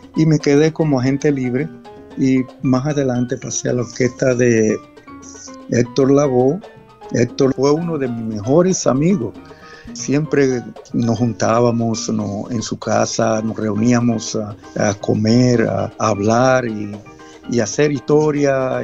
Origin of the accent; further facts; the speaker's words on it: La Romana, Dominican Republic; moved away as an adult; also born or lived in Santo Domingo, Dominican Republic; now in New York, United States; Yo vengo de República Dominicana, la cual nací en La Romana, eh, un pueblito en el este. Ya a los 14 años eh, me trasladé